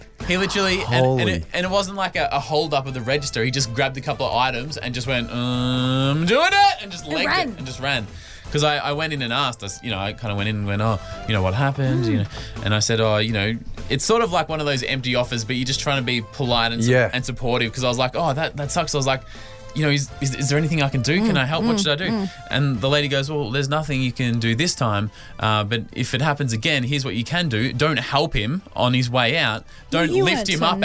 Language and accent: English; Australia; in my hometown, in my suburb of Casey